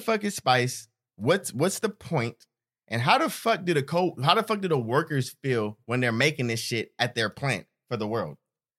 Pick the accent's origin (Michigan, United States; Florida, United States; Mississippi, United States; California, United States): California, United States; Stockton; Because we're from Stockton.